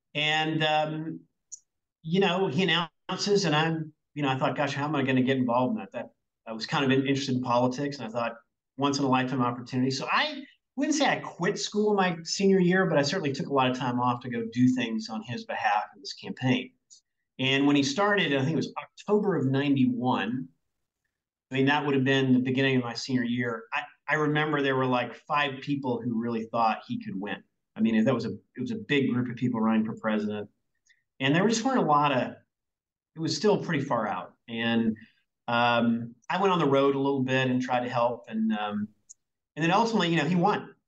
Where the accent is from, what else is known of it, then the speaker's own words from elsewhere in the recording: Berryville, Arkansas, United States; now in Seattle, United States; I grew up in a tiny town in Arkansas, 1,500 people, called Berryville, Arkansas. That's where I grew up.